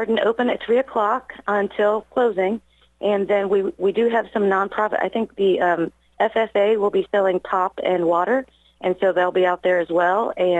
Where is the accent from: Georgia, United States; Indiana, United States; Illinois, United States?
Indiana, United States; Brookville; moved away as an adult; I'm actually from Brookville. I grew up here